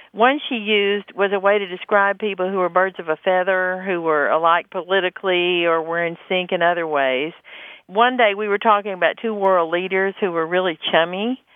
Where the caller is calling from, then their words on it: Fort Worth, Texas, United States; from Fort Worth, Texas.